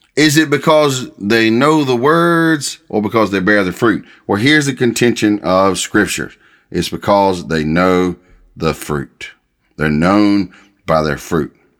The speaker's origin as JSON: {"language": "English", "country": "United States"}